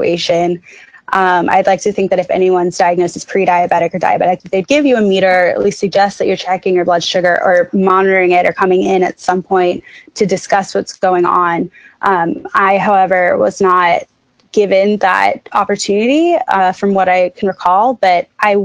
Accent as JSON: {"language": "English", "town": "Jacksonville", "region": "Florida", "country": "United States", "tie": "born or raised there", "moved": "yes", "said": "I am from Jacksonville, Florida, and I have definitely a skewed view coming from Jacksonville"}